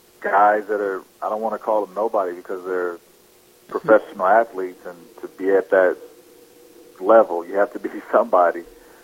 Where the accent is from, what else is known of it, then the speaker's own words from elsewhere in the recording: Texarkana, United States; there's a guy from my hometown back in Texarkana that followed me throughout sports.